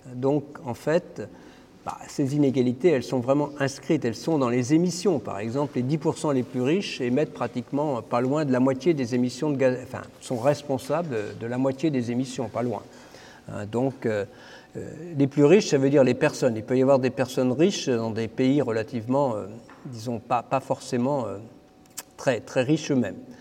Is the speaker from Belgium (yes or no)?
no; Brittany, France; now in Paris, France; comme on est breton